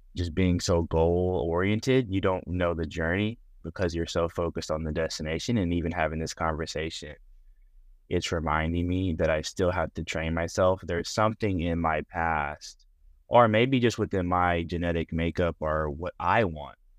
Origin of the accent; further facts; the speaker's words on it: Pearland, Texas, United States; also born or lived in Houston, Texas; I'm from Houston, Texas. I was raised in a suburb called Pearland, Texas.